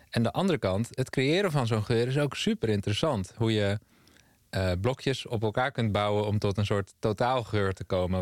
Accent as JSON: {"language": "Dutch", "town": "Amsterdam", "region": "North Holland", "country": "Netherlands", "tie": "born or raised there", "also_born_or_lived": "Amersfoort", "said": "Ja, ik ben opgegroeid in Amsterdam. Eerst in Zuidoost en daarna in Noord"}